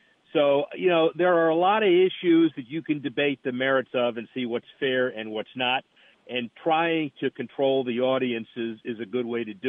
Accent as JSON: {"language": "English", "town": "Tampa", "region": "Florida", "country": "United States", "tie": "born or raised there", "said": "tourist destinations like my hometown. Like was in Tampa yesterday. I'm here in Tampa today."}